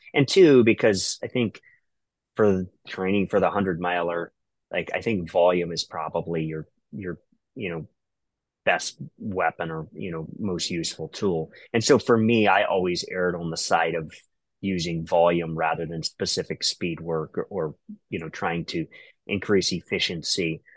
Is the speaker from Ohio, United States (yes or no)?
yes; Ohio, United States; I'm from Ohio